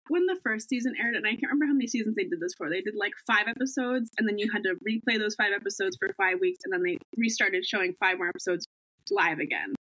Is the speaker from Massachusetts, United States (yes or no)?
yes; Cape Cod, Massachusetts, United States; I'm from Cape Cod, Massachusetts